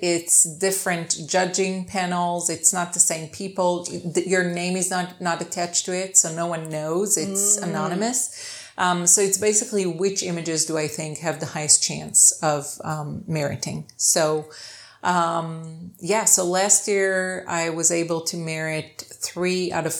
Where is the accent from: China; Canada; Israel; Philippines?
Israel; moved away; also born or lived in Ohio, United States; I'm from Israel. Right. I grew up in Israel, and then my dad lived in Ohio my whole life. So I was kind of back and forth.